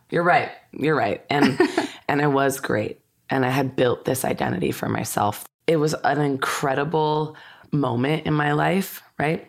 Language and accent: English; Santa Clarita Valley, California, United States; I grew up in the Santa Clarita Valley